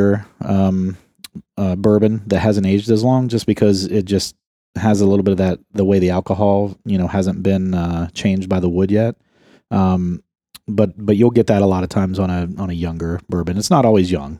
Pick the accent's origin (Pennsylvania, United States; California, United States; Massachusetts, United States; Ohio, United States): Ohio, United States; I'm from Ohio